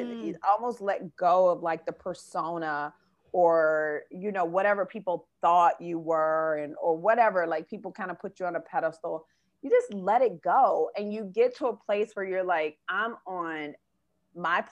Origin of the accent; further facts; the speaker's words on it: Memphis, Tennessee, United States; moved away as an adult; also born or lived in Atlanta / New York; I'm from Memphis. I moved to Atlanta